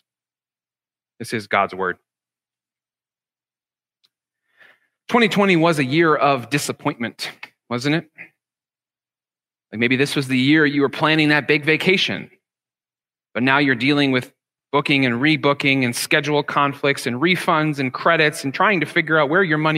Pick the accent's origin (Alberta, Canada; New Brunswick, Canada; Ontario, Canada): Ontario, Canada; Ottawa; first language English; now in Toronto, Canada; growing up in Ottawa was going to minor league baseball games with my dad